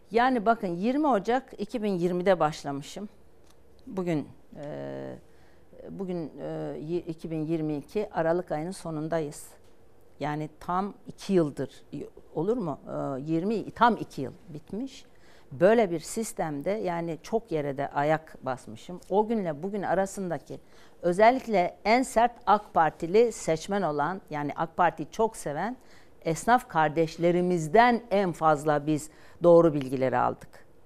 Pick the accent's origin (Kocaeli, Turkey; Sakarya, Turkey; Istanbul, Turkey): Kocaeli, Turkey; İzmit; Onlarla e, Türkiye'nin her yerinde var da, yani İzmitliyim.